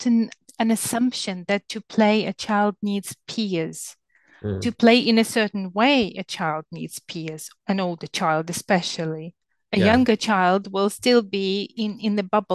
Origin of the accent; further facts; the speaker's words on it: southern Ukraine, Ukraine; now in England, United Kingdom; I'm from Ukraine and I live in England, and where I grew up in the south of Ukraine